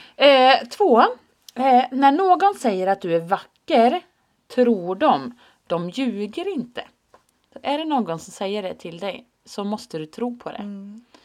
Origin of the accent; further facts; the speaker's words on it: Finland; jag är ju finne.